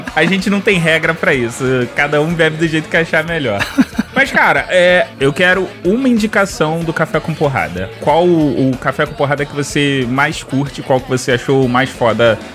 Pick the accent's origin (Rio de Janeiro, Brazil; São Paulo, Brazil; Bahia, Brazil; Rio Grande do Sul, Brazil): Rio de Janeiro, Brazil; eu sou carioca